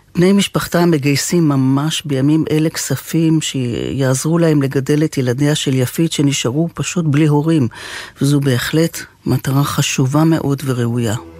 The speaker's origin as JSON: {"language": "Hebrew", "country": "Israel", "tie": "born or raised there", "said": "אני ישראלית מלידה"}